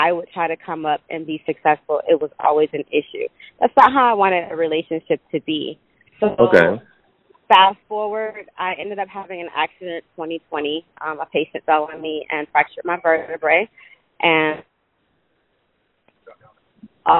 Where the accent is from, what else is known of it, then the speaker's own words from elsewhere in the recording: Atlanta, Georgia, United States; I was born and raised in Atlanta